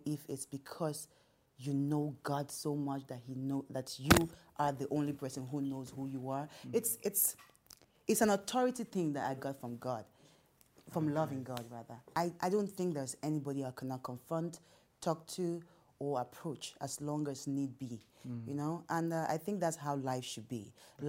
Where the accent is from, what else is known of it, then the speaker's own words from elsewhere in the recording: Rivers State, Nigeria; So I'm from Ikwerre. We're very stubborn. We're extremely stubborn people.